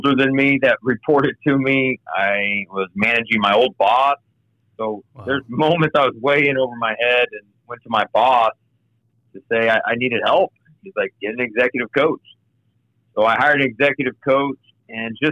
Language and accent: English; Kansas City, United States; moved away as an adult; also born or lived in Denver / Oklahoma; now in Cincinnati, United States; I grew up in Kansas City